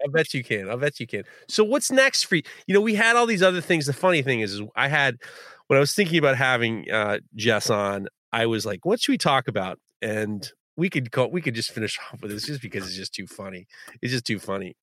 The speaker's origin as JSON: {"language": "English", "region": "New York", "country": "United States", "said": "as a New Yorker"}